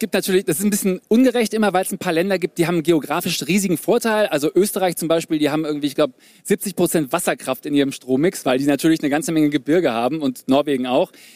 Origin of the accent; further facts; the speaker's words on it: Germany; die Deutschen, wir